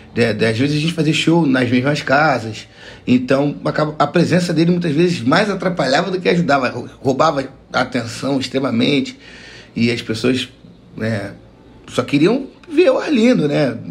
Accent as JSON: {"language": "Portuguese", "region": "Rio de Janeiro", "country": "Brazil", "tie": "born or raised there", "said": "Eu, eu sou criado em comunidade, né? Eu nasci aqui, como falei, em Piedade, próximo ao Morro do Dezoito"}